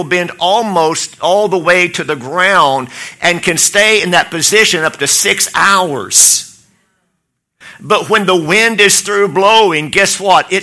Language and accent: English; Oklahoma, United States; I'm from Oklahoma